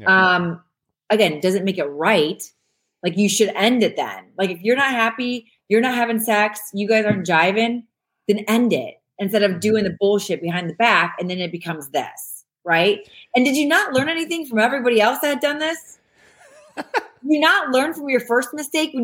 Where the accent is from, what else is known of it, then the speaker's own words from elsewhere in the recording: Ohio, United States; now in Los Angeles, United States; I'm from Ohio. I live in LA, but I'm from Ohio.